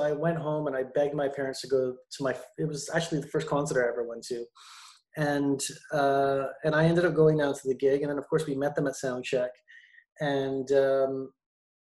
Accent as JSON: {"language": "English", "town": "Montreal", "region": "Quebec", "country": "Canada", "tie": "born or raised there", "also_born_or_lived": "Toronto", "moved": "yes", "said": "I was born and raised in Montreal"}